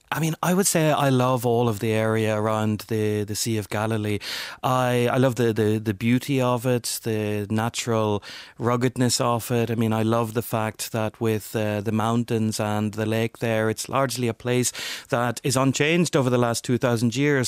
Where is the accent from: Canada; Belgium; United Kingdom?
United Kingdom; Northern Ireland; my background growing up in Northern Ireland